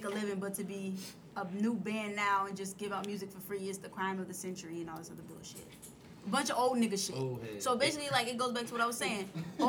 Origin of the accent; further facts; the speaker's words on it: East Coast, United States; I am from the East Coast.